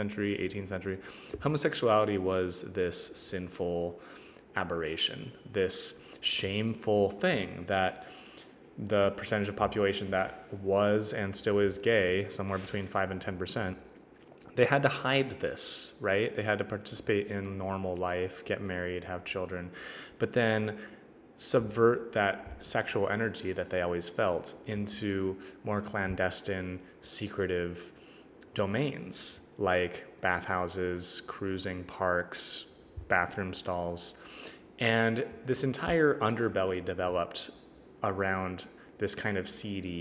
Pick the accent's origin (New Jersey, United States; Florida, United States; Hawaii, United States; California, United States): California, United States; Northern; growing up in Northern California